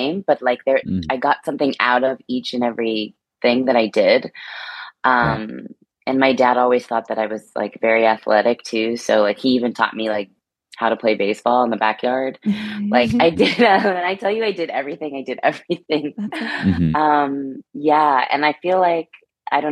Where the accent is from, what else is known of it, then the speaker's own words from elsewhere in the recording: California, United States; I'm from California.